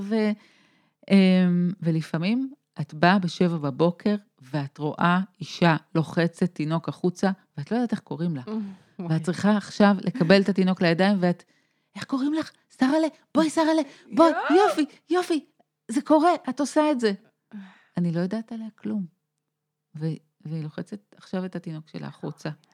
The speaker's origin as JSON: {"language": "Hebrew", "town": "Tel Aviv", "region": "Tel Aviv District", "country": "Israel", "said": "אני תל אביבית"}